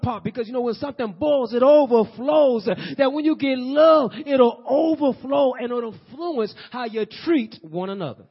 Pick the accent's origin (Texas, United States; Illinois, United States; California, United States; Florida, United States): Illinois, United States; Peoria; we're from Peoria